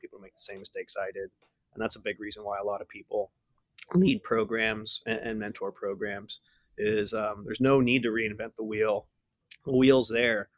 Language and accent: English; San Antonio, Texas, United States; I was born in San Antonio